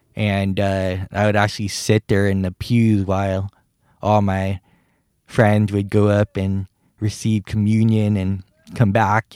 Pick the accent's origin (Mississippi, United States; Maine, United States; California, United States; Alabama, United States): California, United States; San Francisco; also born or lived in Guam; I grew up in San Francisco, California